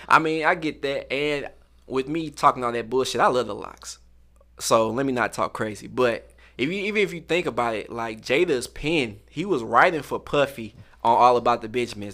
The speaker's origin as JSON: {"language": "English", "town": "St. Louis", "region": "Missouri", "country": "United States", "said": "I'm from St. Louis"}